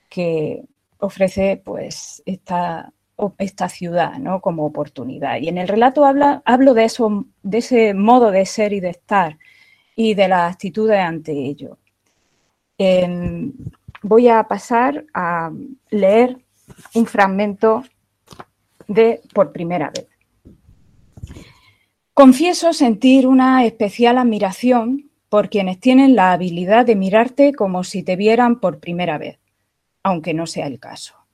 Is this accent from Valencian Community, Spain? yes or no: no; Guadix, Andalusia, Spain; also born or lived in Madrid; Yo eh, soy española, soy de Guadix y me diréis, ¿dónde está Guadix? Pues Guadix es un pueblo maravilloso que hay en el sur de España, en Andalucía